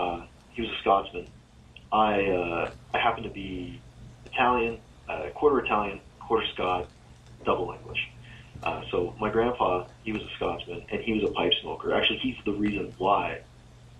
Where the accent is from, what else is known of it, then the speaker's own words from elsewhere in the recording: Oshawa, Ontario, Canada; I grew up in a city called Oshawa